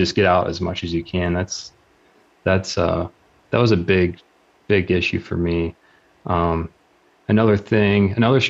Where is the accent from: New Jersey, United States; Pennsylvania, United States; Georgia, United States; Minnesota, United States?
Pennsylvania, United States; southwestern; I grew up in the Big Mountain area, southwestern PA